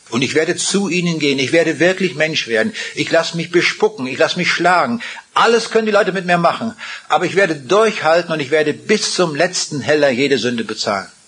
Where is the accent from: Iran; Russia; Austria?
Russia; Rheineck, Kaliningrad Oblast; born there; Ich bin geboren in Ostpreußen und zwar vielleicht im allerkleinsten Dorf von Ostpreußen.